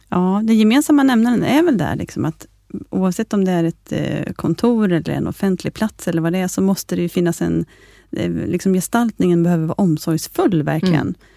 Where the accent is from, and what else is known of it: Sweden